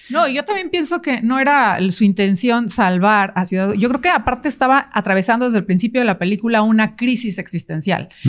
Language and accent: Spanish; Veracruz, Mexico; Yo, yo vengo de Veracruz, del, o sea, de donde vienen árboles y un chorro de murciélagos